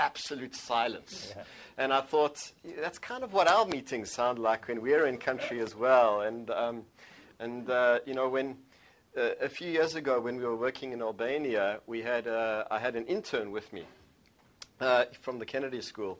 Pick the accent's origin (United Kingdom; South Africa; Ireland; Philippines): South Africa; I come from South Africa, which is a country that is a few hundred years old.